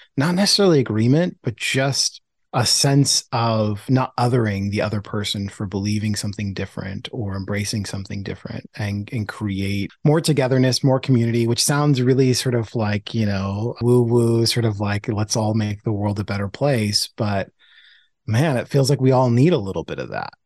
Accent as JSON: {"language": "English", "town": "Portland", "region": "Oregon", "country": "United States", "tie": "born or raised there", "said": "Growing up as a black kid in the whitest city in America, my hometown, Portland, Oregon"}